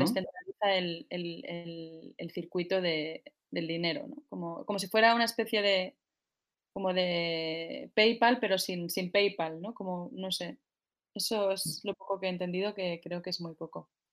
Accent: Barcelona, Catalonia, Spain; soy de Barcelona, tengo 33 años

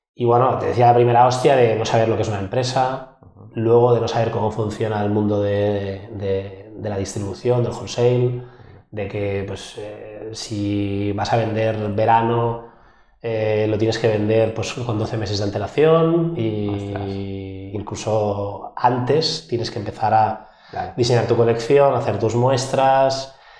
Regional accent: Barcelona, Catalonia, Spain; yo soy un emprendedor de Barcelona, 36 años

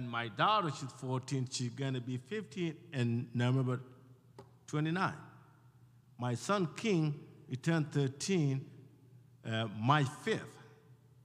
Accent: Ethiopia; now in Phoenix, United States; I grew up in Ethiopia, I was born and raised there, and I left Ethiopia in 1991, during the war

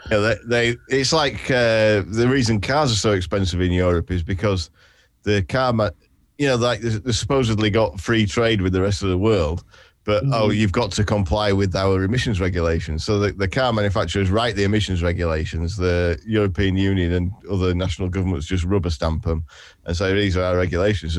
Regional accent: Yorkshire and the Humber, United Kingdom; I'm what's known as a professional Yorkshireman

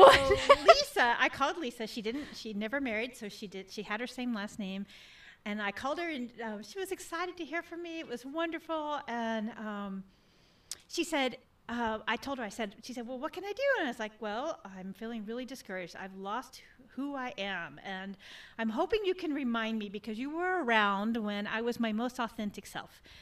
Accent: Texas, United States; moved away; growing up in Texas, I was a dancer in Texas.

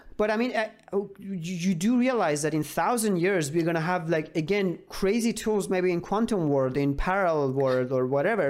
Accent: Iran; I'm from Iran

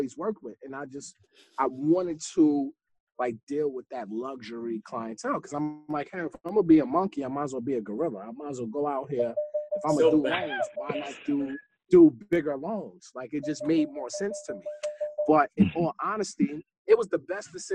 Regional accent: New York City, New York, United States; also born or lived in Queens, New York; I grew up in Brooklyn

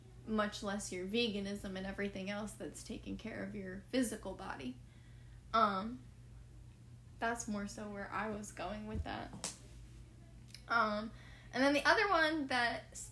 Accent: New Jersey, United States; moved away as an adult; now in Florida, United States; I'm from New Jersey. When I moved to Florida 4 years ago

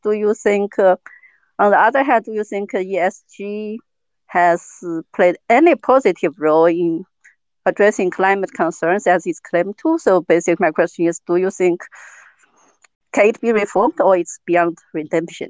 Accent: Sichuan, China; now in Germany; I'm from Sichuan province, basically the epicenter of the drought

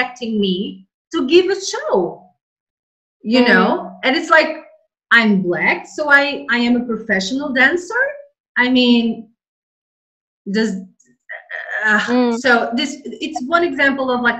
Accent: Portugal; also born or lived in Angola; I was born in Africa, in Angola, and then moved to Portugal and lived in Portugal for the majority of my life, I moved to Portugal when I was very little

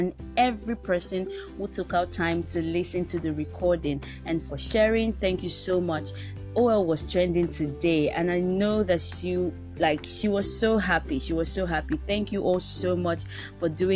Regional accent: Nigeria; I'm a Nigerian. I live in Lagos. I speak English, Yoruba, and a little bit of French

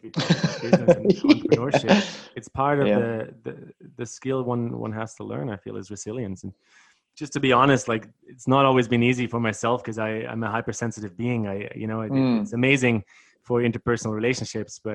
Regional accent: Bavaria, Germany; accent: German; moved away; I grew up in Germany, though. I was born really close to Munich.

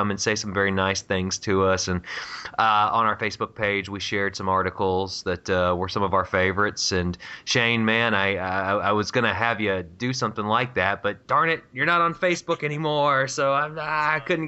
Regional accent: Virginia Beach, Virginia, United States; moved away; I'm originally from Virginia

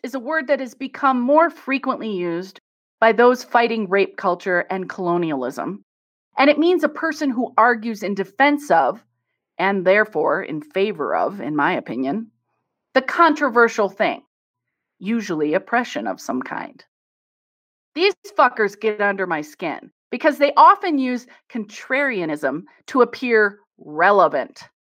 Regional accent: Midwest, United States; I'm from the Midwest, so I could tease my people

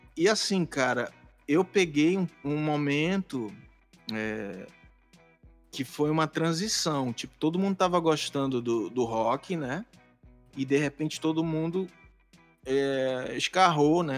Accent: Castanhal, Pará, Brazil; moved away as an adult; now in Belém, Brazil; eu sou de Castanhal, né? Que é uma cidade que fica alguns quilômetros de Belém

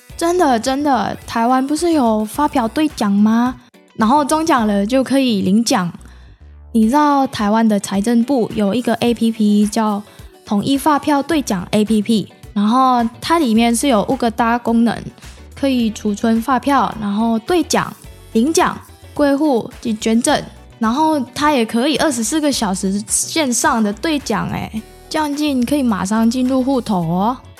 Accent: Indonesia; now in Taiwan; 我来自印尼，现在是成大的学生

